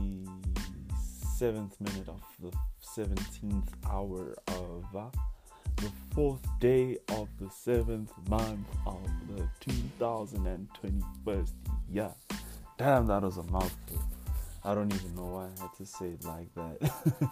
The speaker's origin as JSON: {"language": "English", "town": "Pretoria", "region": "Gauteng", "country": "South Africa", "said": "I hail from Pretoria, the east side"}